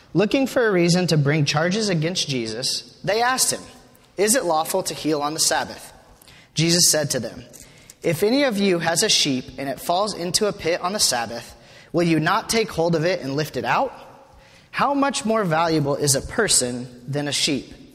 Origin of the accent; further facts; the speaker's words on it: Wyoming, United States; moved away as an adult; I'm from Wyoming, grew up in Wyoming